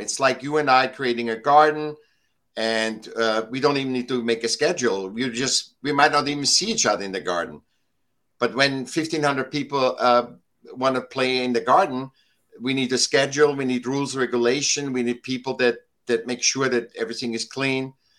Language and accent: English; Vienna, Austria; now in Laguna Beach, United States; I was born in Vienna, Austria. And I was uh, a sick child, and I got to school when I was seven